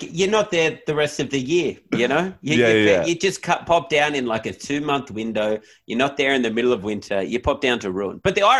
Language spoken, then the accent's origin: English; Nowra, New South Wales, Australia; I never really mentioned I'm from Nowra, but now it's gotten out.